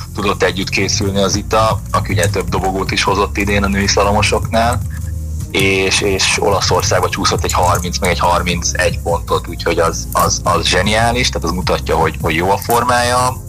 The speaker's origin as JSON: {"language": "Hungarian", "country": "Hungary"}